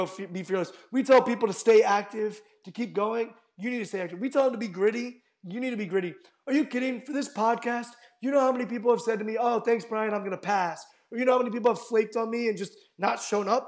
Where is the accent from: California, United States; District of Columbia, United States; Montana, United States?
District of Columbia, United States; Washington; I grew up in Washington, D.C., and we actually have a decent Mormon population